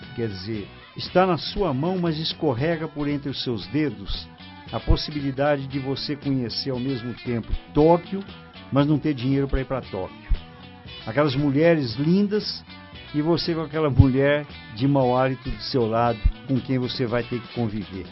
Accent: Brazil

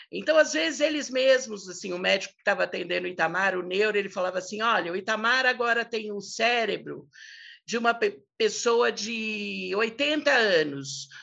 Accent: São Paulo, Brazil; a gente cresceu no Alto de Pinheiro

